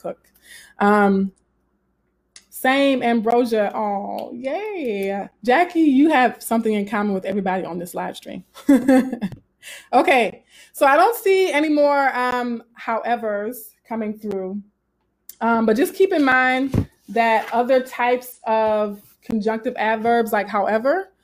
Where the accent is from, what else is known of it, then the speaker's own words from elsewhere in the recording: Southern, United States; accent: Southern; my Southern accent